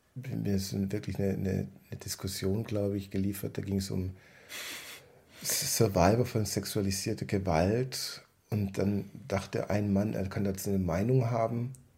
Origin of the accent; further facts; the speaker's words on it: Southern Germany, Germany; bei uns im Süden